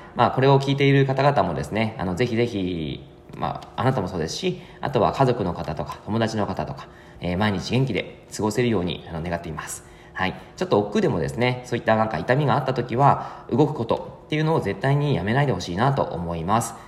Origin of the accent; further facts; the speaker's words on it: Yamagata, Japan; moved away; 僕の実家が山形で